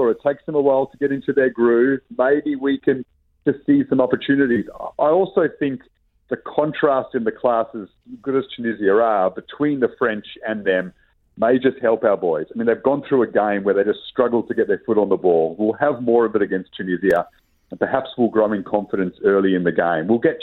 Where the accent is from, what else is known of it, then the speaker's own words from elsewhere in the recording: Australia; I'm an Australian